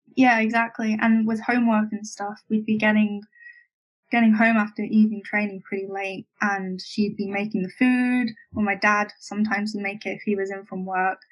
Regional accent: Bournemouth, South West England, United Kingdom; I grew up in Bournemouth, or just down the coast from there

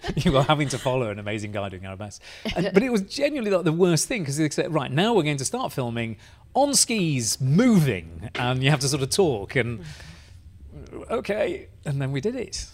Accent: Bradford, Yorkshire and the Humber, United Kingdom; You, you, can tell I'm Bradford born because I don't pronounce it with a D. It's with a sort of glottal T.

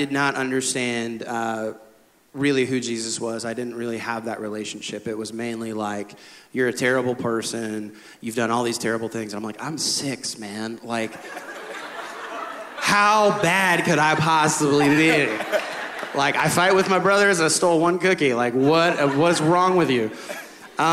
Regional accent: Midwest, United States; I grew up in the Midwest

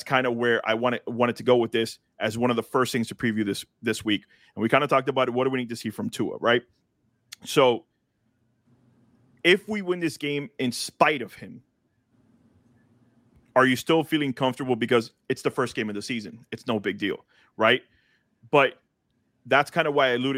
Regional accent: Miami, Florida, United States; I'm born and raised in Miami

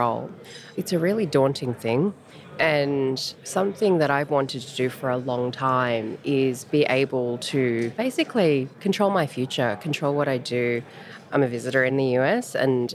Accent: Australia; accent: Australian; now in Los Angeles, United States; the accent. No, I don't just speak funny. I'm Australian.

